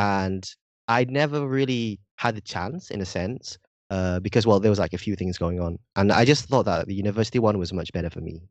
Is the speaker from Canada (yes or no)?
no; Indonesia; accent: a bit British; first language Indonesian; moved away as an adult; also born or lived in United Kingdom; now in Japan; I was born in Indonesia, right? I was, uh, raised there, but I also had, uh, my childhood in Britain.